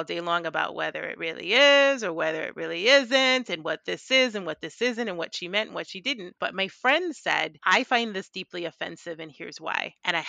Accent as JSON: {"language": "English", "country": "Jamaica", "said": "And I just think everything brown is beautiful because I'm Jamaican."}